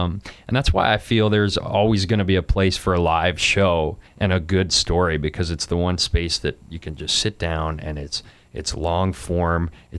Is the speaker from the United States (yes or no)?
no; Alberta, Canada; where I'm from Alberta, which is just north of Montana.